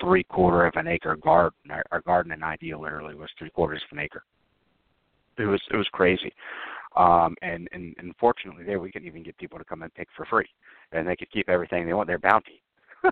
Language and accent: English; the South, United States; I'm from the South. I was born and raised here